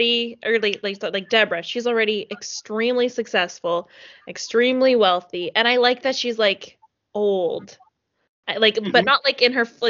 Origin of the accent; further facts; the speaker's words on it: Canada; as a Canadian